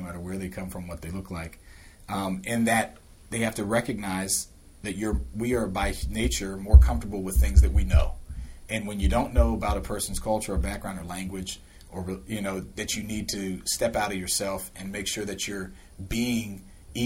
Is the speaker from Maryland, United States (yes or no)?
yes; Silver Spring, Maryland, United States; I grew up in Long Branch, Silver Spring, went to MCPS public schools